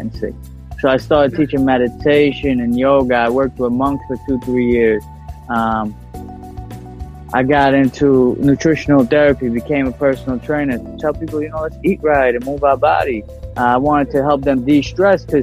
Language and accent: English; New York City, New York, United States; born or raised there